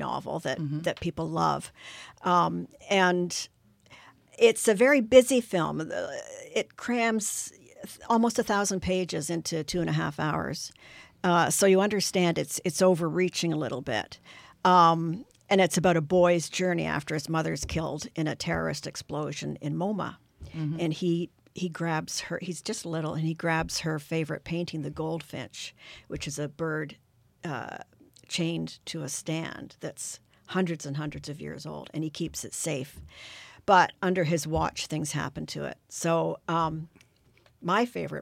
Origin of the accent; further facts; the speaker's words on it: Canada; we're Canadian. and it's our city.